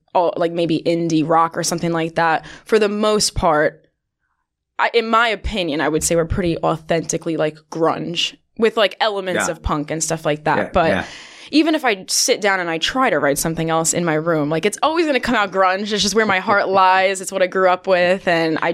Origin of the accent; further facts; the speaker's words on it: New York, United States; I'm from New York.